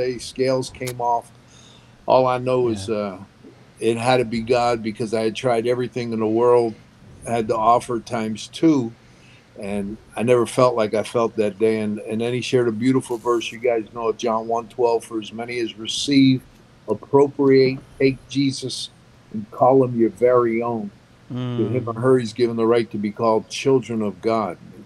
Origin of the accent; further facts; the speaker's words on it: Bethlehem, Pennsylvania, United States; also born or lived in Philadelphia; I grew up in an old steel mill town, Bethlehem, Pennsylvania